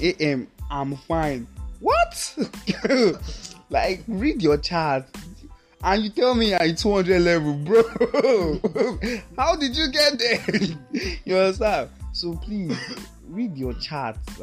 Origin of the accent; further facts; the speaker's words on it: Nigeria; As a Nigerian guy